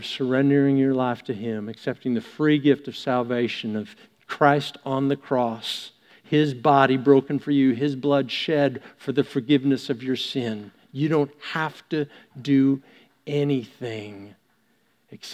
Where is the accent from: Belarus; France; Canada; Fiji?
Canada; being Canadian